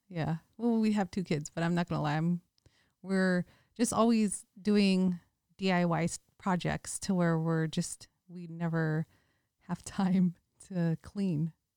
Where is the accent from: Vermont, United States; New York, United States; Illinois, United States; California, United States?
California, United States; Bay Area; moved away; also born or lived in Hawaii / Las Vegas; We're both from the Bay Area, so we had that hyphy mentality.